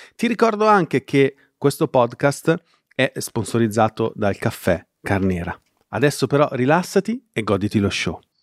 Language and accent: Italian; Milan, Lombardy, Italy; moved away as an adult; now in Como, Italy; io, che sono milanese, che da qualche anno abito a Como